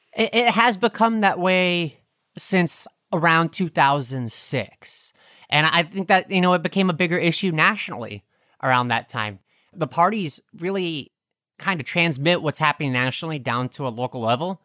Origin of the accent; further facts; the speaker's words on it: Brainard, Nebraska, United States; moved away as an adult; I do definitely love Brainerd